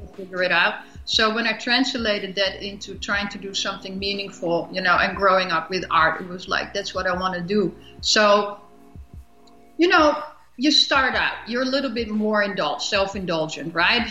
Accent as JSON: {"language": "English", "town": "Amsterdam", "region": "North Holland", "country": "Netherlands", "also_born_or_lived": "Europe", "moved": "as an adult", "lives_now": "United States"}